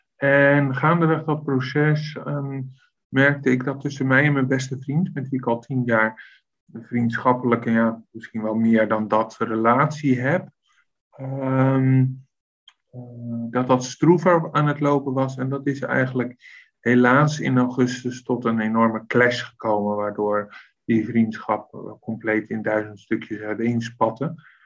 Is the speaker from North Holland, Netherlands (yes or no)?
no; Westland, South Holland, Netherlands; moved away as an adult; now in Leiden, Netherlands; Ik kom oorspronkelijk uit het Westland. Eh, net onder Den Haag.